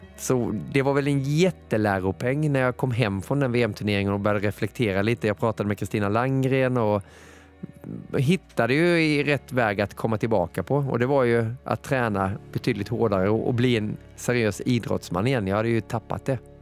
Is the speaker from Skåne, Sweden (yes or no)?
no; Moheda, Kronoberg County, Sweden; moved away; also born or lived in Gothenburg; Jag är uppväxt i Moheda, det ligger två mil utanför Växjö i Småland.